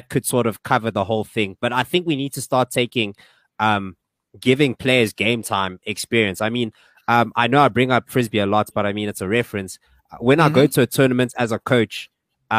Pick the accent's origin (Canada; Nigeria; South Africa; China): South Africa